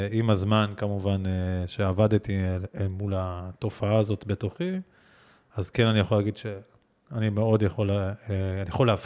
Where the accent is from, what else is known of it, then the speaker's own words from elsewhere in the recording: Givatayim, Tel Aviv District, Israel; also born or lived in Ramat Gan; אה, כן, אבל כן גדלתי בגבעתיים, רמת גן, עמידר, פרדס כץ, כזה, זה היה... אה, האזור אה, ילדות שלי.